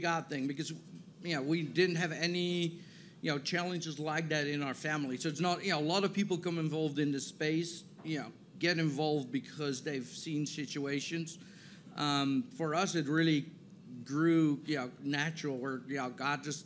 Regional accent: Netherlands; moved away as an adult; also born or lived in San Diego / Chicago; now in Tennessee, United States; I didn't grow up in Tennessee, so I grew up in the Netherlands, born and raised there.

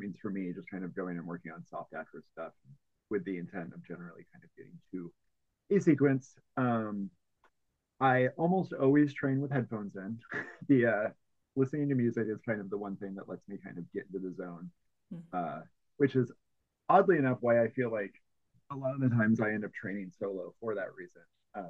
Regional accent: Bloomington, Illinois, United States; now in Oakland, United States; I grew up in the Midwest, like the very almost like dead center of Illinois, in a twin cities called Bloomington Normal

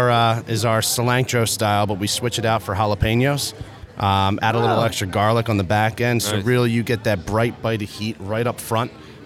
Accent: Sea Isle City, New Jersey, United States; I grew up in Sea Isle

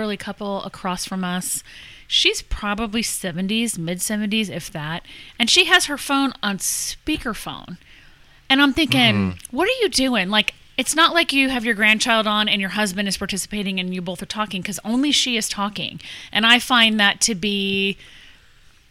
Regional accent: West Coast, United States; I grew up on the West Coast

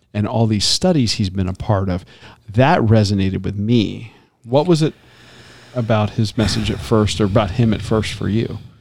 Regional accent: Tampa, Florida, United States; growing up in Tampa

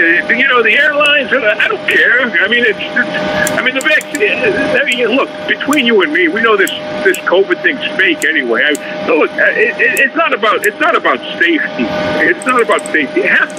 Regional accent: Atlanta, Georgia, United States; I'm from Atlanta.

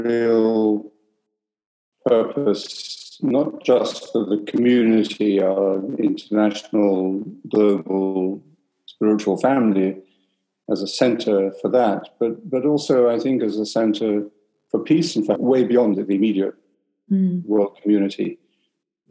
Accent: London, United Kingdom; moved away as an adult; also born or lived in Canada; I was born in London. My father was English, my mother was Irish. So I grew up with two perspectives

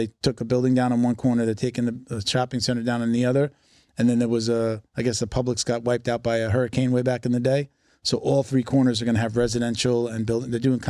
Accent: Long Island, New York, United States; now in South Florida, United States; Not exactly like where I grew up on Long Island, but it was, you know, it was quiet. Yeah. It was more residential, you know?

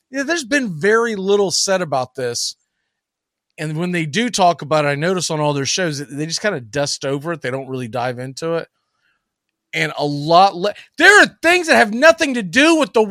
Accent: Arizona, United States; I'm from Arizona, actually. I didn't tell you that.

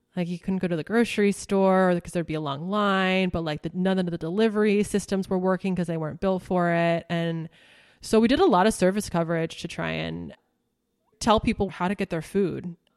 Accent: Knoxville, Tennessee, United States; also born or lived in New York; now in California, United States; my hometown

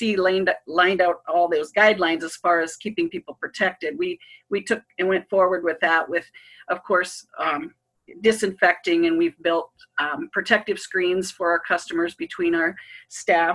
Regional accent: Spearfish, South Dakota, United States; I'm born and raised in Spearfish

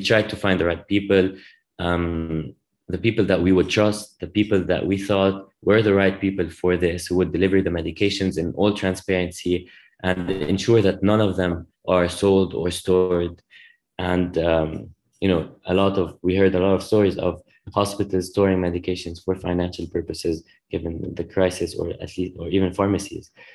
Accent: Lebanon; moved away as an adult; now in United States; I grew up in Lebanon

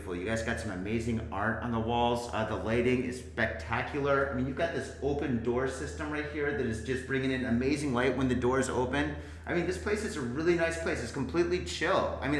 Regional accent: Detroit, Michigan, United States; now in Japan; I'm American. I'm from Detroit

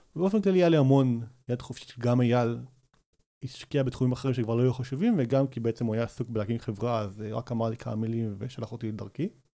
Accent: Rosh HaAyin, Central District, Israel; גדלתי בראש העין

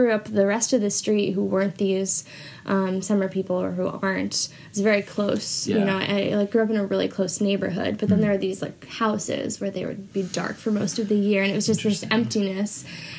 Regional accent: Mid-Coast Maine, United States; moved away; I'm from Mid-Coast Maine.

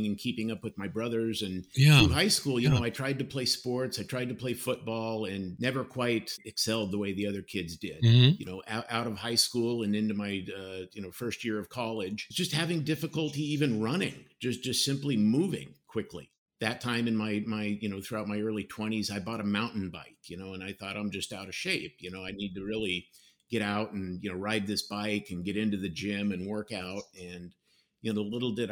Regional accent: Colorado, United States; now in Florida, United States; growing up in Colorado, my family would often go hiking up in the mountains

